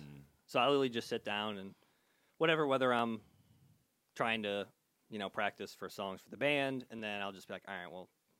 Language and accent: English; St. Louis, Missouri, United States; also born or lived in Phoenix, Arizona; now in Wilmington, United States; I'm from St. Louis. Moved from St. Louis to Phoenix. Lived in Phoenix for 2 years. Mm-hmm. Moved here in May of 2020 amidst the pandemic.